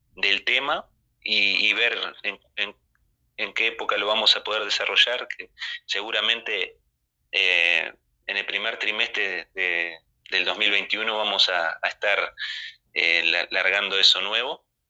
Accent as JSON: {"language": "Spanish", "region": "Tacuarembó", "country": "Uruguay", "said": "nosotros somos de Tacuarembó"}